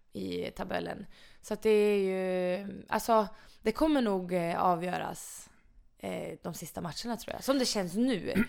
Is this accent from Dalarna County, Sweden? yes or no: yes; Mora, Dalarna County, Sweden; moved away as an adult; now in Karlstad, Sweden; jag är jättenöjd med min uppväxt i Mora